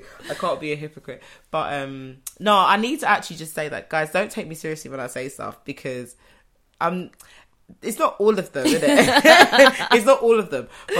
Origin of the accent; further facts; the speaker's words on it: London, United Kingdom; I'm a Londoner.